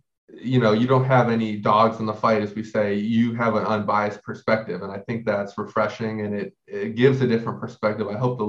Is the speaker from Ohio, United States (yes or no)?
yes; Ohio, United States; Like I said, I'm from Ohio.